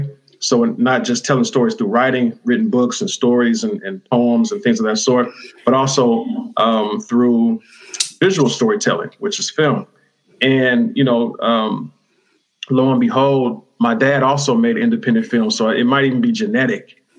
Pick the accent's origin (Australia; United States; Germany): United States; Fremont, California; I was raised firstly in Fremont, California, and still live, you know, in the area.